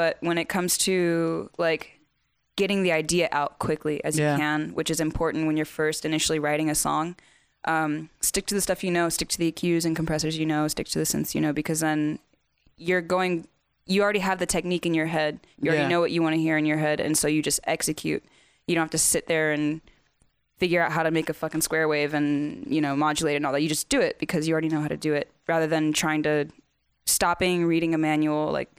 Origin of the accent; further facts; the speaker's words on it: the South, United States; I'm from the south